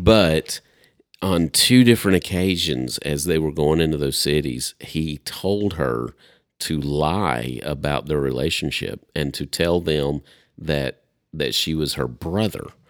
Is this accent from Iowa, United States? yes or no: no; Upper East Tennessee, United States; moved away; I'm from Upper East Tennessee originally.